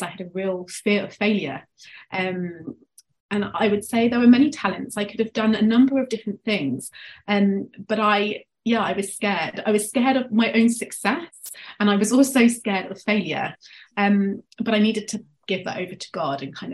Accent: England, United Kingdom; now in Devon, United Kingdom; you can tell from my accent, I'm from England, but I live in a place which lacks in cultural diversity. A small city in the southwest called Devon, so it's the countryside.

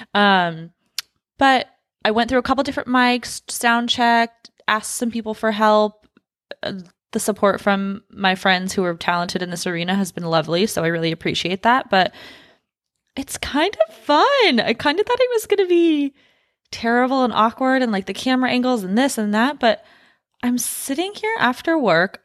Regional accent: Los Angeles, California, United States; moved away as an adult; also born or lived in Washington State; now in Texas, United States; I was born in Los Angeles, lived in Washington State for a few years, then moved back down to Los Angeles, grew up, you know, the rest of my time there

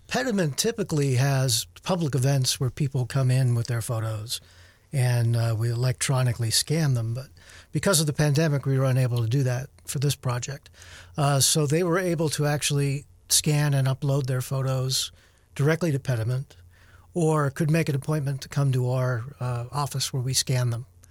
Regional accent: Luzerne, Pennsylvania, United States; I grew up in Luzerne

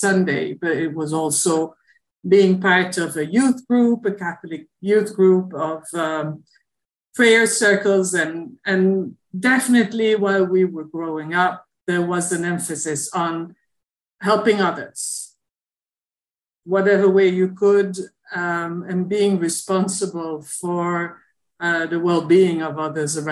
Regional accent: Antwerp, Flanders, Belgium; moved away as an adult; also born or lived in Rwanda; now in Haiti; in Antwerp, in my hometown in Belgium.

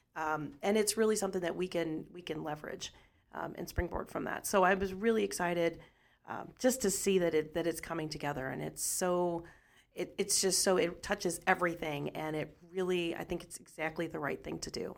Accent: Washington, Missouri, United States; I grew up in Washington

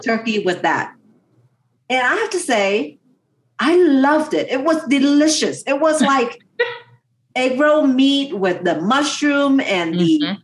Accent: United States; my family moved to America 30 plus years ago

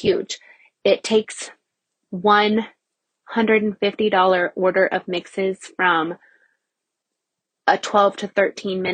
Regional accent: Nebraska, United States; I had a commercial location in Nebraska, in my hometown

